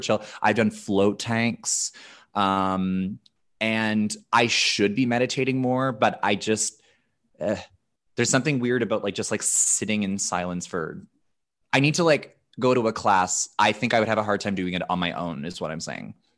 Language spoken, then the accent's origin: English; Canada; I'm such a Canadian